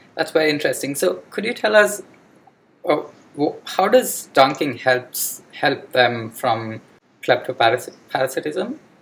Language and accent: English; India; now in Sydney, Australia; I live in Sydney, um, so mm-hmm. I, and I'm from India.